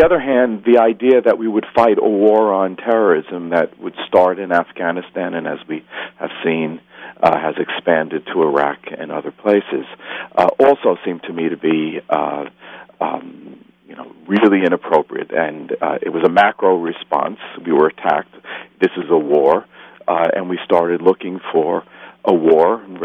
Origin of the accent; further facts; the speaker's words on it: New York City, New York, United States; I am a New Yorker, and as I sometimes say, I work in the shadow of the World Trade Center.